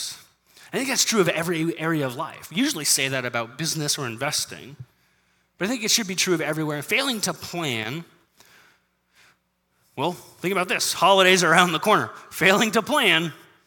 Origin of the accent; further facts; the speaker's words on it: United States; as American Christians